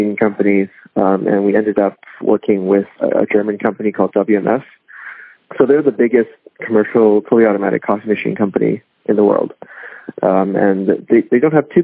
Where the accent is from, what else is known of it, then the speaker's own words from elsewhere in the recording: Hong Kong; moved away; my neighbor in Hong Kong when I was growing up in Hong Kong